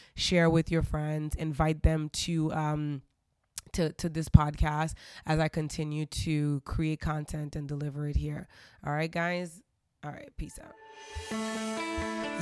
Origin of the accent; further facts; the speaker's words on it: Haiti; I grew up in Haiti.